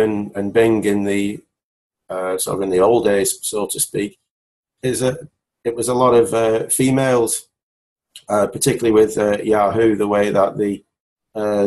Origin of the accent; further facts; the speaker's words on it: Wigan, North West England, United Kingdom; I'm from Wigan, near Manchester